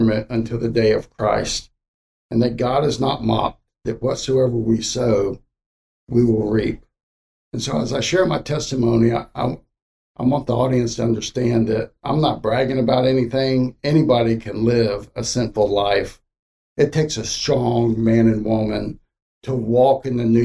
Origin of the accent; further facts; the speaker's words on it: Miami, Florida, United States; also born or lived in Okeechobee, Florida; I was about 13. And then we moved from Miami to a place called Okeechobee.